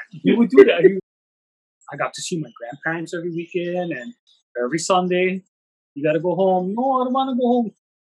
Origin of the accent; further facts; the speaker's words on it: Waianae, Hawaii, United States; We had family land in Waianae Valley, and basically grew up there for the first 4 years of my life.